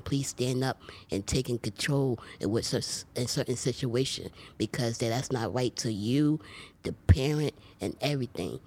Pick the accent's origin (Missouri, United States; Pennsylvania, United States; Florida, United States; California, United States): Pennsylvania, United States; Philadelphia; I grew up in Philadelphia, P